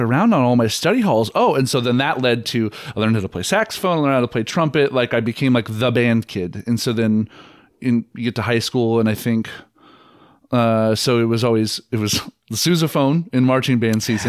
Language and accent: English; Treynor, Iowa, United States; moved away as an adult; also born or lived in Kansas City; I'm from a little town outside of Omaha called Traynor, but it's just easy, on, on the Iowa side